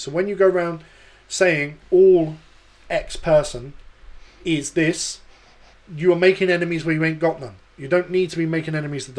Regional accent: London, United Kingdom; moved away; I'm originally from London.

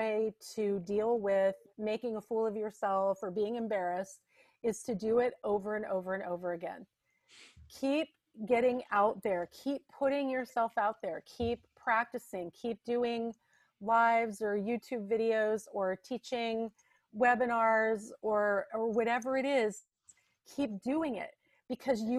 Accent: Santa Barbara, California, United States; also born or lived in Ojai, California; I was born and raised in the Santa Barbara area and lived there for 28 years as an adult as well

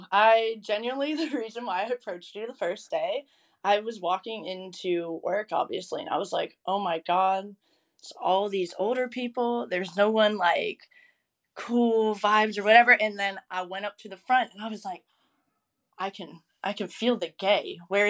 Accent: the South, United States; I think also growing up in the South, like, people just really aren't as open to those things here, obviously.

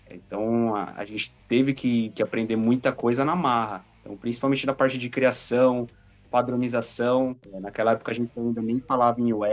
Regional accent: ABC Paulista, São Paulo, Brazil; do ABC, nascido e criado no ABC Paulista.

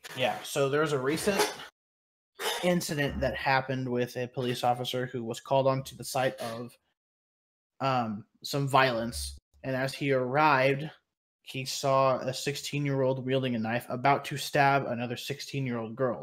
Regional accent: Kansas, United States; I'm from Kansas

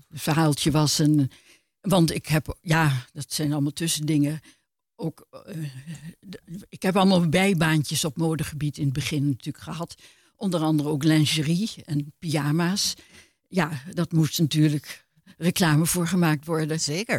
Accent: Amsterdam, North Holland, Netherlands; moved away as an adult; also born or lived in Maastricht; ik ben geboren in Amsterdam, dus dat is mijn jeugd geweest

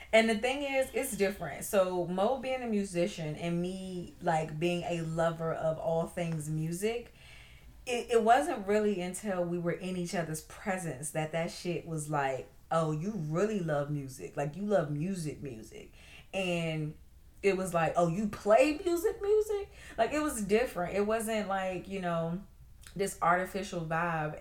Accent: Maryland, United States; go back to my hometown

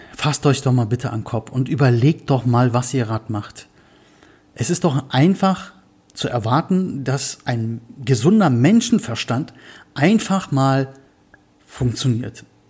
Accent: Berlin, Germany; ich komme aus Berlin

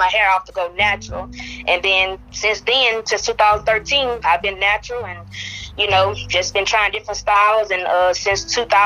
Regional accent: Ringgold, Louisiana, United States; I'm from Ringo, Louisiana, very small town

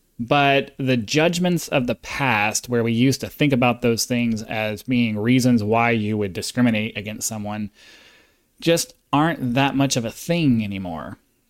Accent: South Carolina, United States; You see, I grew up in South Carolina. I mean, it doesn't get much more southern than that.

